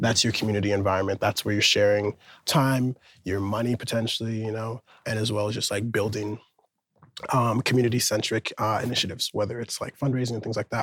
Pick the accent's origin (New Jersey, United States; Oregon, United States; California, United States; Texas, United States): Oregon, United States; Portland; moved away as an adult; now in New York, United States; from Portland, Oregon. Been living in New York the past six or so years